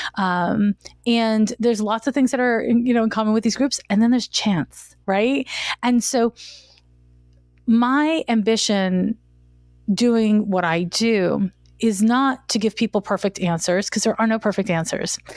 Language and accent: English; Montreal, Quebec, Canada; moved away as an adult; now in San Francisco, United States; I'm from Montreal, Quebec, and I moved to San Francisco in nineteen ninety-four